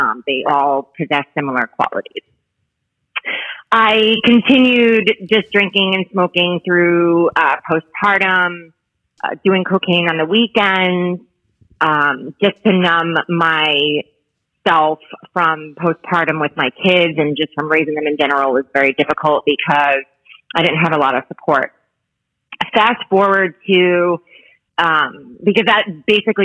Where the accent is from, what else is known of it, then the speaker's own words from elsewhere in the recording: Bayonne, New Jersey, United States; moved away as an adult; now in Florida, United States; So I'm from Bayonne, which is in New Jersey